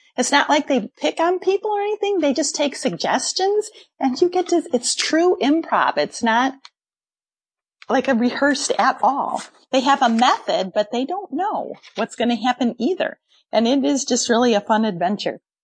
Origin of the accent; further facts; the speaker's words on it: Wheaton, Illinois, United States; I grew up in South Wheaton, in Briarcliff